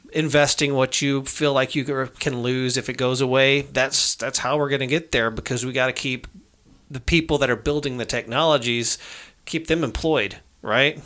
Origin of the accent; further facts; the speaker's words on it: United States; I'm an American citizen